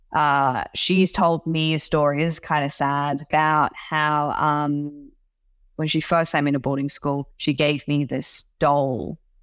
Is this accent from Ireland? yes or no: no; Sydney, New South Wales, Australia; English is a second language; moved away as an adult; also born or lived in Hangzhou, China; now in United States; teenage years kind of growing up in Sydney